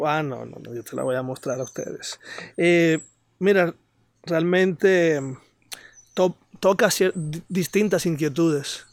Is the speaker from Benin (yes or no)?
no; Santo Domingo, Distrito Nacional, Dominican Republic; moved away as an adult; now in Sosúa, Dominican Republic; soy nacido y criado en Santo Domingo.